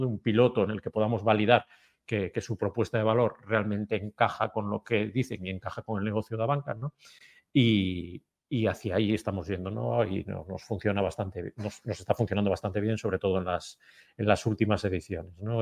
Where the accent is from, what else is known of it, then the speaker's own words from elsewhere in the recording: Galicia, Spain; como buenos gallegos tenemos el alma emigrante